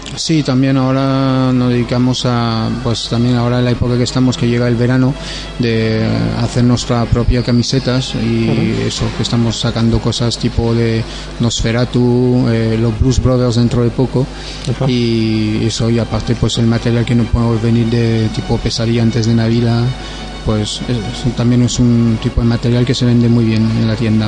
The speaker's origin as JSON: {"language": "Spanish", "country": "France", "second_language": "Spanish", "moved": "yes", "lives_now": "Alicante, Spain", "said": "ya lo notarás con el acento que no soy de, España y vamos, soy francés"}